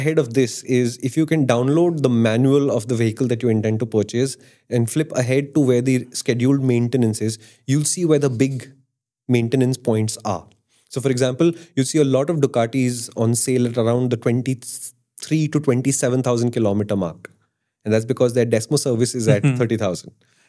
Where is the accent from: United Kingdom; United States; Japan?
Japan; Iwata, Shizuoka; It doesn't mean me versus you because I come from Iwata and you come from somewhere else.